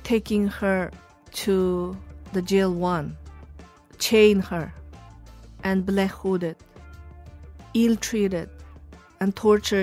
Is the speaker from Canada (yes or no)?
no; Hami, Xinjiang, China; English is a second language; moved away; I was born in Komol. It's called Hami in Chinese, in Xinjiang, this Uighur region in China.